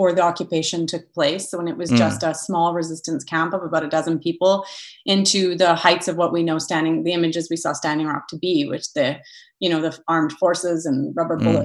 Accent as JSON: {"language": "English", "town": "Thunder Bay", "region": "Ontario", "country": "Canada", "tie": "born or raised there", "said": "I grew up in Thunder Bay, Ontario"}